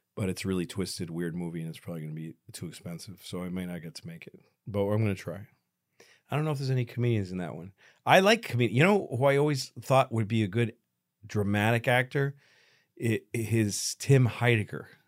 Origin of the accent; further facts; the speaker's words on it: Newton, Massachusetts, United States; we grew up in the same town. I'm from Newton, uh, Massachusetts.